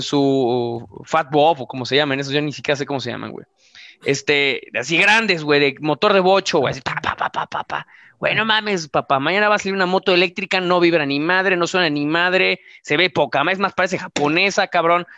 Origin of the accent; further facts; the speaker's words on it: Mexico; cuando lo ves tú como mexicano